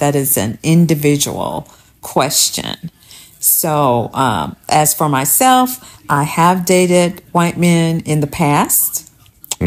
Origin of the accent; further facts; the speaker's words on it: Alabama, United States; I'm from Alabama